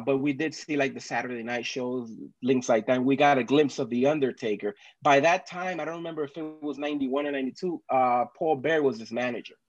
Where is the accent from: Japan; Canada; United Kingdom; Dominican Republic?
Dominican Republic; moved away; I am originally from Dominican Republic.